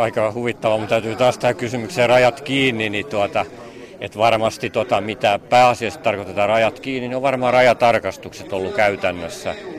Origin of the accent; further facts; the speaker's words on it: Pori, Satakunta, Finland; Itsekin olen Porista